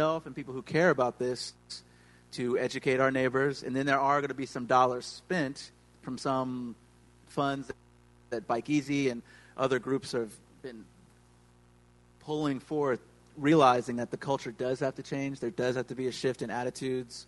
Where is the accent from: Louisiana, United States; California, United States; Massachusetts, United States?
Louisiana, United States; Baton Rouge; now in New Orleans, United States; I'm from Baton Rouge. So, and my parents are lawyers, and my dad knew a lot of these, you know, state legislator types when I was growing up.